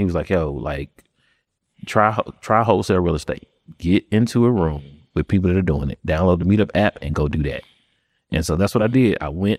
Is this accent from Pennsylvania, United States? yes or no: yes; Pennsylvania, United States; born there; also born or lived in Florida; So born in Pennsylvania, lived in Florida, all of m